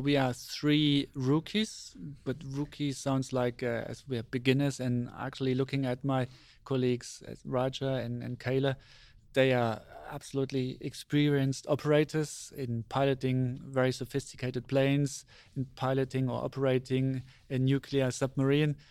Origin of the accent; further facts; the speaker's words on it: Germany; I was born in Germany, and I grew up in Germany